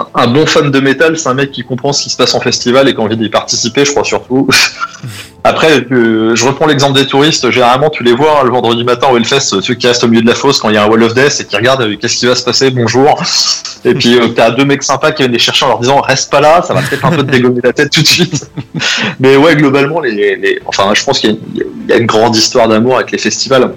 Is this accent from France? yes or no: yes; France; on est français